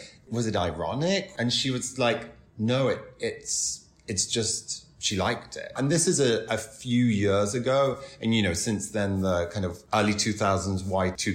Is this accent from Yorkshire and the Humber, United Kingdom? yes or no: yes; Doncaster, Yorkshire and the Humber, United Kingdom; moved away as an adult; also born or lived in Carlisle; now in New York, United States; I grew up in Doncaster. My family's from Carlisle. We moved there when I was a teenager.